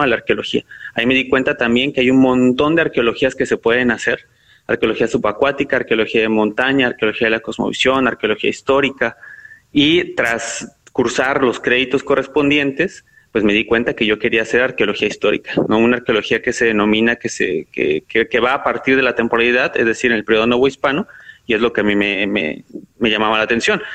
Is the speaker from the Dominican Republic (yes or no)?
no; northern State of Mexico, Mexico; moved away; also born or lived in Xalapa, Veracruz; yo soy del, norte del Estado de México, un municipio, y de ahí pues me tuve que ir a, Jalapa, Veracruz